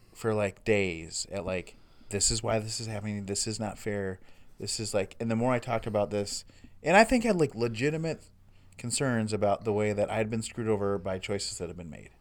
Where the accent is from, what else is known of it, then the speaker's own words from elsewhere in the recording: United States; as a American white person